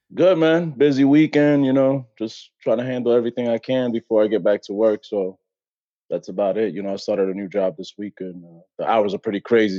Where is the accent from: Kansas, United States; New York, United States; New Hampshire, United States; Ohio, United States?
New York, United States; Brentwood; I'm from Brentwood, New York